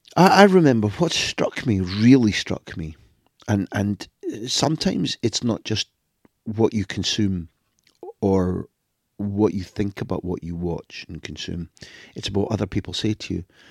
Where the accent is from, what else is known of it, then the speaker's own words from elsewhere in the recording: Scotland, United Kingdom; moved away as an adult; now in Spain; I was born in Scotland